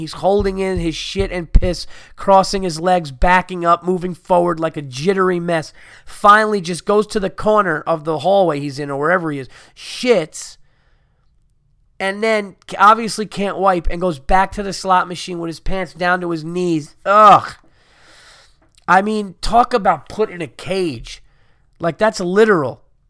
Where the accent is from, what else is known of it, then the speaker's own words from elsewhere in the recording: Brooklyn, New York, United States; Also, know that I grew up in Brooklyn and was always more into traveling on a subway, buses, and cabs than driving, and I was never into cars.